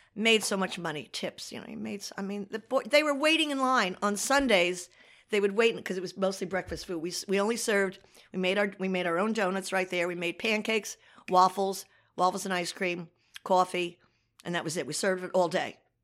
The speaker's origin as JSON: {"language": "English", "town": "Asbury Park", "region": "New Jersey", "country": "United States", "tie": "born or raised there", "also_born_or_lived": "Freehold", "said": "I grew up in Asbury Park"}